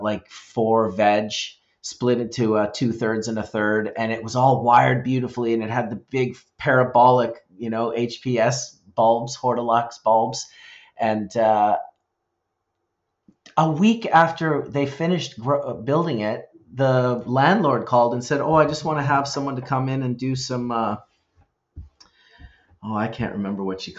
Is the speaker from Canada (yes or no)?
yes; British Columbia, Canada; being from British Columbia, being from the West Coast